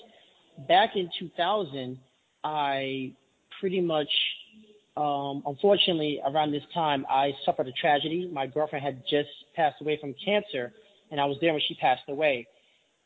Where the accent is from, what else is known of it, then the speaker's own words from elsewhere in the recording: New York City, New York, United States; I actually grew up since January of 1980 in what they call Grant Housing, right on 125th Street